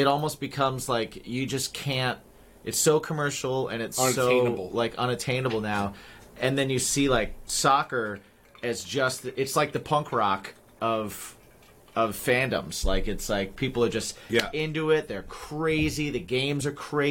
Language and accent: English; Midwest, United States; I grew up in the Midwest.